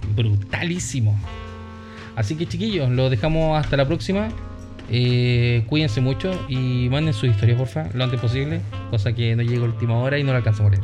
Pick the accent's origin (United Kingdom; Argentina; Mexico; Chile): Chile; Somos chilenos